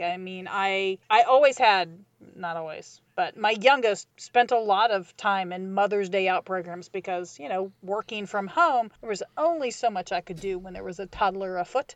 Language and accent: English; Midwest, United States; I grew up in the Midwest